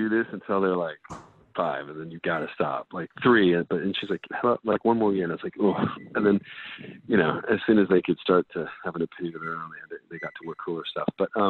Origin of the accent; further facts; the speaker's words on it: Reno, Nevada, United States; And I grew up in Reno, Nevada, which is like lots of neon, lots of color.